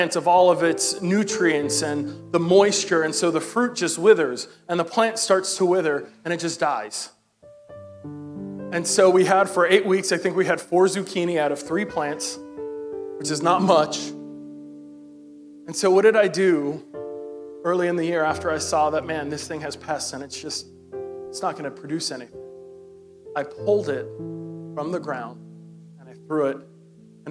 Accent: New York City, New York, United States; I'm from Brooklyn, New York

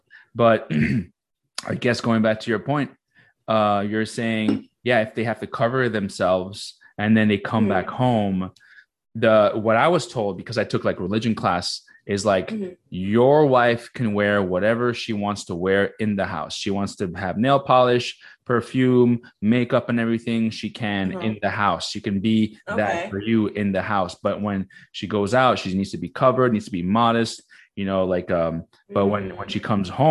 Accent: Morocco; moved away; I'm very, very proud to be Moroccan. I'm fucking, I was born in Morocco.

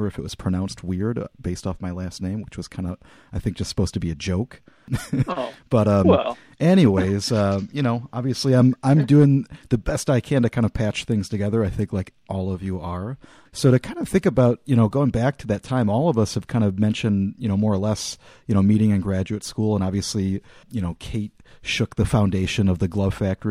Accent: Roselle, Illinois, United States; I'm from the area that I'm more or less living in now, essentially like a suburb over in Wheaton, but I'm from Roselle

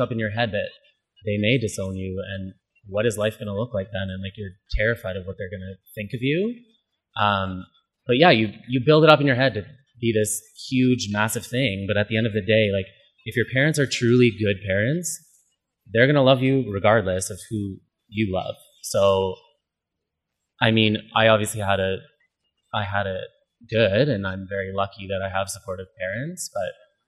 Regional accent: London, Ontario, Canada; moved away; I'm from London, Ontario, originally

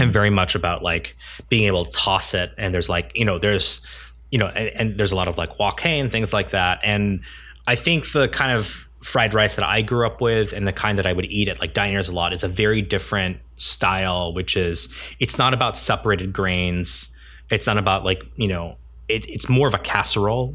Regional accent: United States; I'm Korean American

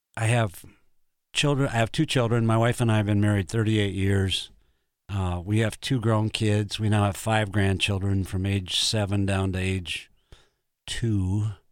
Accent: Brookings, South Dakota, United States; I was born in Brookings and, uh, grew up there, spent my life there.

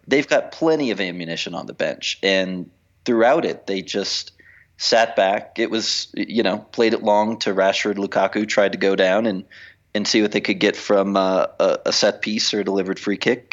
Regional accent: United States; now in Mexico City, Mexico; as an American

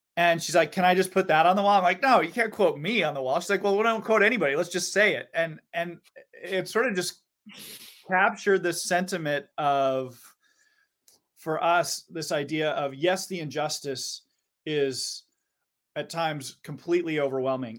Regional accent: Seattle, Washington, United States; growing up in Seattle, you know, we all grow up staring at Mount Rainier

